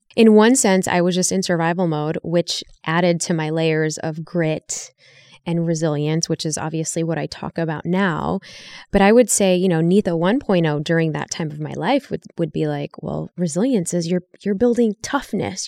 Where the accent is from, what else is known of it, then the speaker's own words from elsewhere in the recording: Chicago, Illinois, United States; moved away; I grew up in Chicago